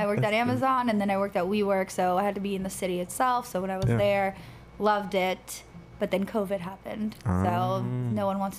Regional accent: New York City, New York, United States; moved away as an adult; also born or lived in Long Island, New York / Seattle, Washington; now in Massachusetts, United States; So that's where I was raised, but I was born in Jamaica. Well, I guess for most of my life there, too, up until like fourth grade. And then we moved over to Long Island with my parents.

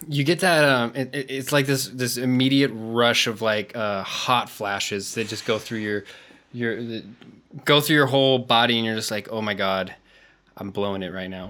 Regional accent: United States; moved away as an adult; now in Madrid, Spain; I'm from the States

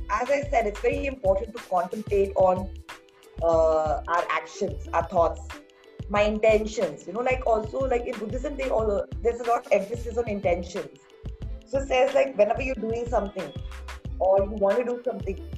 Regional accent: Pune, Maharashtra, India; born and brought up in Pune

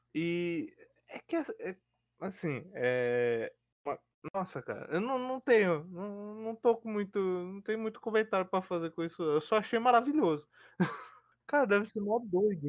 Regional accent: São Paulo, Brazil; eu sou paulista, eu gosto do frio de São Paulo.

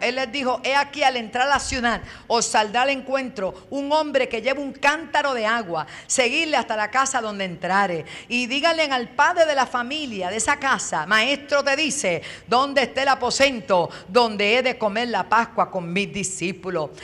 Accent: Bayamón, Puerto Rico; also born or lived in New York; now in Toa Alta, Puerto Rico; yo nací en Nueva York, me crié en Bayamón y me sembraron en el barrio Piña de Toalta

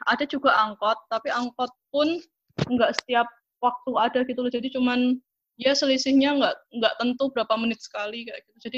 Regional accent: Yogyakarta, Special Region of Yogyakarta, Indonesia; Aku asal Jogja.

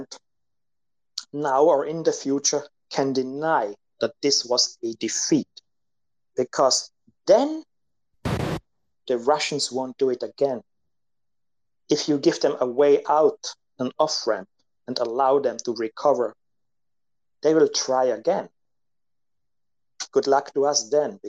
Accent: Italy; I'm from Italy

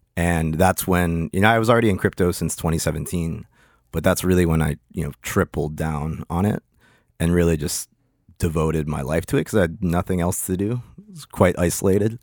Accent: Pittsburgh, Pennsylvania, United States; moved away as an adult; also born or lived in Lima, Peru / Hollandale, Florida; now in Miami, United States; I moved to Pittsburgh when I was one

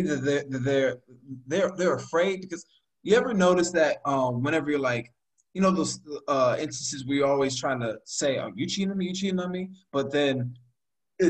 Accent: United States; we black Americans

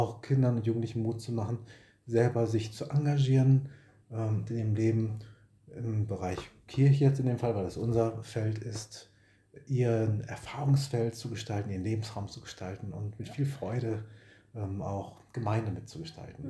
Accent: Bochum, North Rhine-Westphalia, Germany; also born or lived in Marburg / Herne / Witten; stamme aus Bochum, tief im Westen bin ich geboren worden, also auf Kohle geboren, sagt man im Ruhrpott.

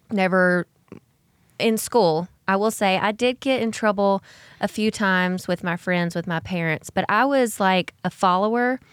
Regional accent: Alexander City, Alabama, United States; I grew up in Alexander City, Alabama, which is about two hours north of Ozark

